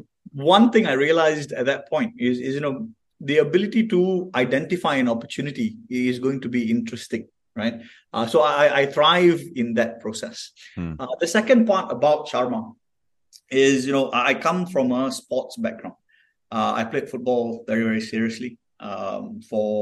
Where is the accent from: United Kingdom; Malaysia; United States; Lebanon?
Malaysia; Kuantan, Pahang; So I'm from Kuantan. I'm from the east coast of Malaysia